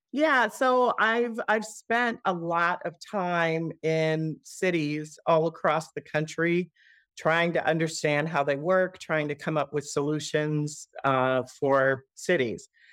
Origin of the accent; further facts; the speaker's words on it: Oakland, California, United States; now in Detroit, United States; I grew up in Oakland, California, and even though I'm a third generation Detroiter